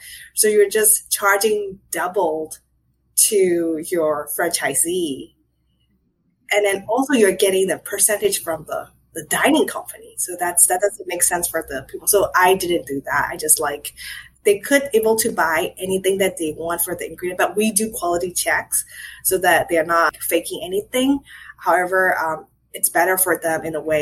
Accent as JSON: {"language": "English", "country": "Myanmar", "moved": "yes", "lives_now": "Philadelphia, United States", "said": "I'm from Burma"}